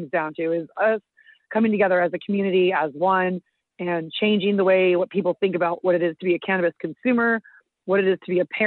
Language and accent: English; Marin County, California, United States; born or raised there; also born or lived in Irvine